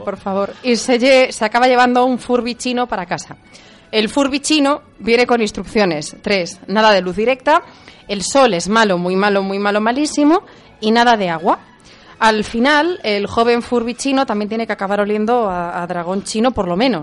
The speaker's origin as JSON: {"language": "Spanish", "region": "Galicia", "country": "Spain", "said": "Me quedo con mi tierra gallega"}